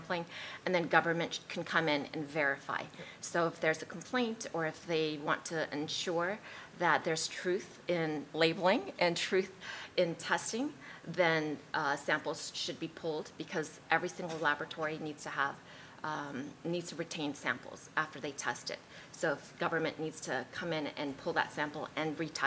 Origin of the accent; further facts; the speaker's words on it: Colorado, United States; I'm from Colorado